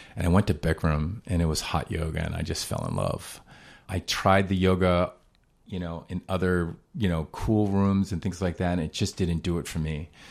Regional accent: Boston, Massachusetts, United States; moved away as an adult; also born or lived in Rhode Island; now in Hawaii, United States; I grew up in Boston

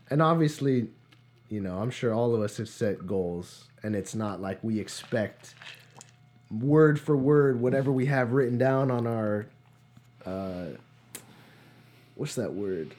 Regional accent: New Providence, New Jersey, United States; moved away; I'm originally from New Jersey. a small town called New Providence.

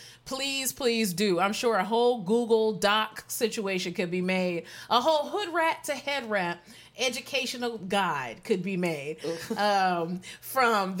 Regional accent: Severn, Maryland, United States; I'm from Maryland. I'm from Severn, Maryland. And my family lives in Puerto Rico.

